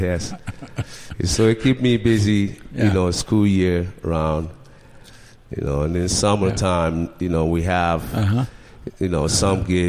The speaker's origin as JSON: {"language": "English", "country": "Ghana", "moved": "yes", "said": "we're from Ghana."}